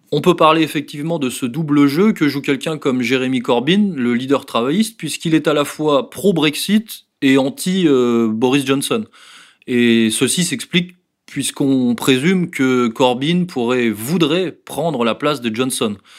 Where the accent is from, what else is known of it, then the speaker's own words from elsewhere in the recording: France; en tant que Français